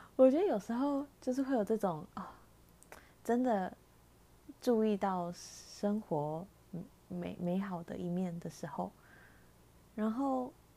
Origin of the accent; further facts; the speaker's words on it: Taiwan; 身在台湾可以有，嗯，在疫情之下还可以有正常生活